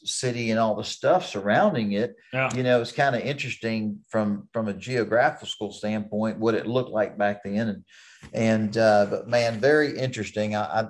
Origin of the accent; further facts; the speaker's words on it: Texas, United States; growing up here in Texas and … when I was a kid